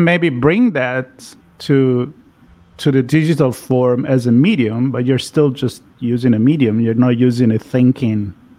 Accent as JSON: {"language": "English", "town": "Florence", "region": "Tuscany", "country": "Italy", "said": "I'm from Florence, Italy, so I'm thinking the Renaissance."}